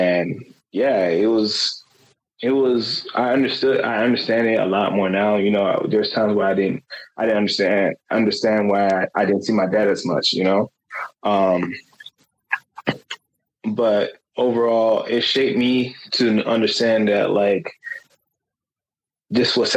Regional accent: Fort Lauderdale, Florida, United States; I was raised in a two-family household, you know, in Fort Lauderdale. I was raised in Fort Lauderdale

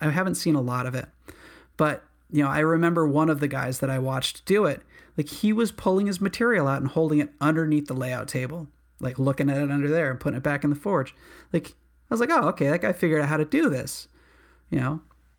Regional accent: New England, United States; To be honest, I mean, I'm from New England.

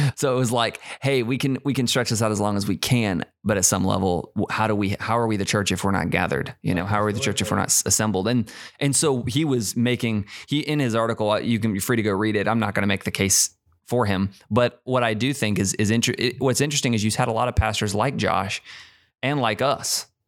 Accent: United States; we're so American

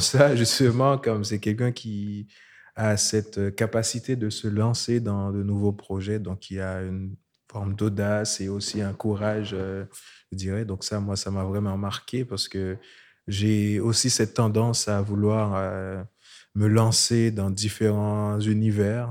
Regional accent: Haiti; moved away as an adult; now in Montreal, Canada; je viens d'Haïti, euh, je vis à Montréal depuis 2011

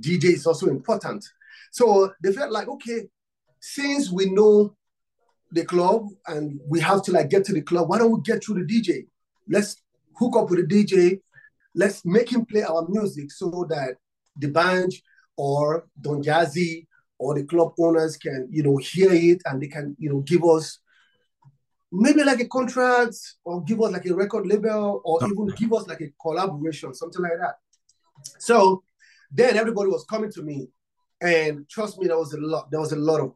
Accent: Nigeria; I'm from Africa, Nigeria. I'm from Nigeria

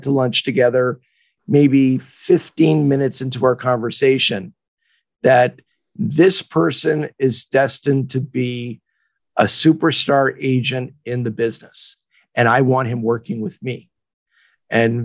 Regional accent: Montreal, Quebec, Canada; now in Los Angeles, United States; I'm based in Los Angeles, but I was born and raised in Montreal.

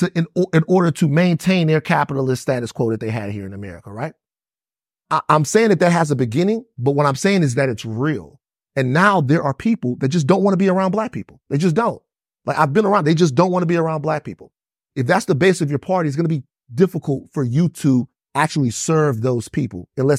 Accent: Deep South, United States; I'm from the Deep South. And so being from the Deep South, I know that there's a psychosis

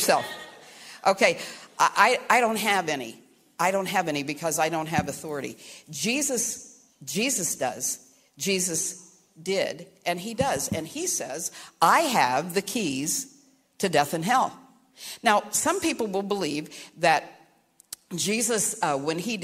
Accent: Caldwell, Ohio, United States; also born or lived in Kentucky; I was born in Kentucky, raised in southern Ohio

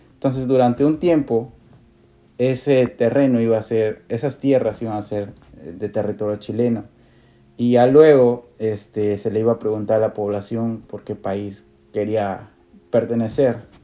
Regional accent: Iquitos, Loreto, Peru; Por Iquitos, por la ciudad por donde crecí

